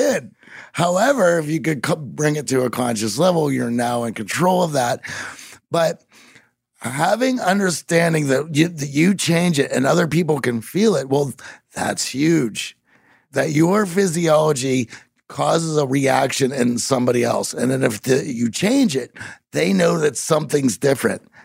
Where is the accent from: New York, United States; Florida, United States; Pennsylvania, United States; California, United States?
Pennsylvania, United States; Pittsburgh; I'm from Pittsburgh and there's no accent going on.